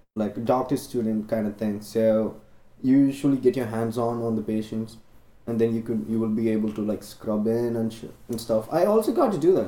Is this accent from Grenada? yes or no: no; India; English is a second language; moved away as an adult; now in Chicago, United States; I'm Indian